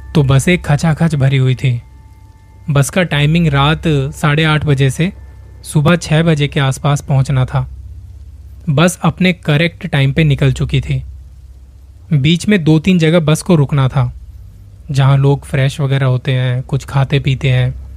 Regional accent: Delhi, India; मैं खुद दिल्ली से हूँ

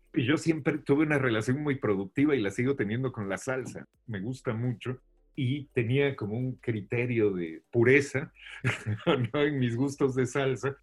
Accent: Mexico City, Mexico; born or raised there; moved away

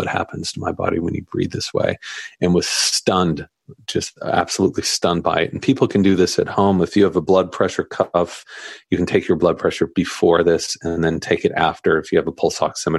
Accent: Southern California, United States; growing up in Southern California

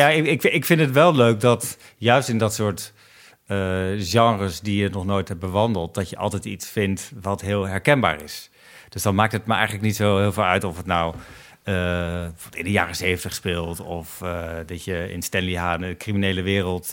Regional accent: Netherlands; wij als Nederlanders, als Nederlands makers

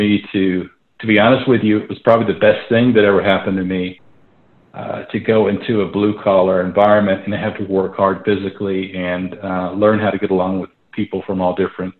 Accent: Atlanta, Georgia, United States; moved away as an adult; also born or lived in Nashville, Tennessee / Orlando, Florida; now in Santa Fe, United States; then we moved to Orlando, Florida during the cool 60s, during the space race, which is a fun place to be in Central Florida, and then we moved to Atlanta, I think, in sixth grade.

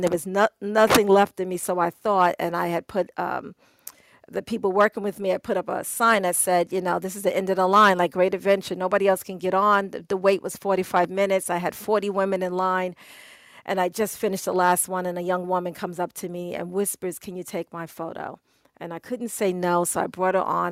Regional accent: New York, United States; I'm a New Yorker.

